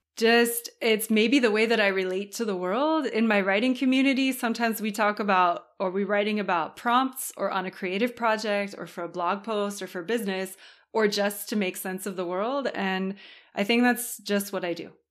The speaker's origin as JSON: {"language": "English", "region": "Southern California", "country": "United States", "tie": "born or raised there", "moved": "as an adult", "lives_now": "France", "said": "I was born in California"}